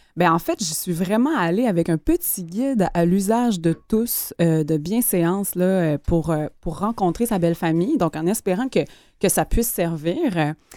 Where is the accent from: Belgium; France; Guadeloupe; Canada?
Canada; Gaspésie, Quebec; moved away; je viens de la Gaspésie, donc encore une fois, une région assez éloignée